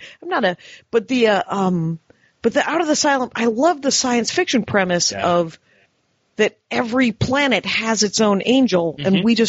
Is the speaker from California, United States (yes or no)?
no; Wisconsin, United States; I'm from Wisconsin.